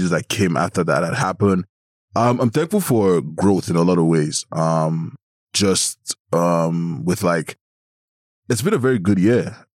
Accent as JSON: {"language": "English", "country": "Nigeria", "moved": "yes", "said": "Back home in Nigeria, because I'm from Nigeria"}